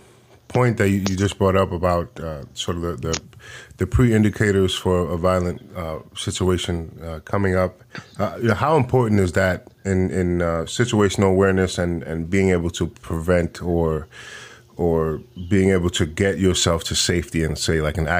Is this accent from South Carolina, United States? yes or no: no; New York, United States; So I'm from New York, and when I was a teenager, the crime was pretty high.